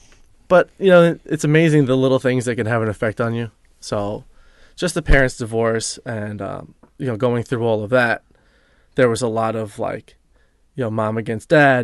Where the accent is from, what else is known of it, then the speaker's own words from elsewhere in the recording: New York, United States; Yeah, I grew up here on Long Island.